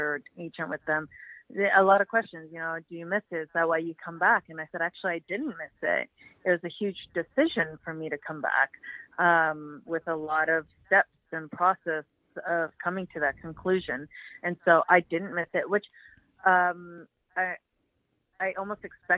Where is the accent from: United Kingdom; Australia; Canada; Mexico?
Canada; Toronto, Ontario; it's in Toronto, my hometown